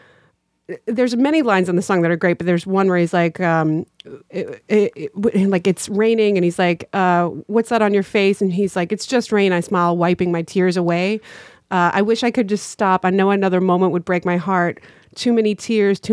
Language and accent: English; North Carolina, United States; we're both from North Carolina